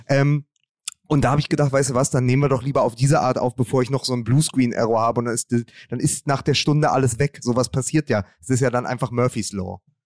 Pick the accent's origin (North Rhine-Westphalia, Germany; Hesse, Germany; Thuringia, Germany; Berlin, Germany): Berlin, Germany; ich kann dir als Berliner auch eins sagen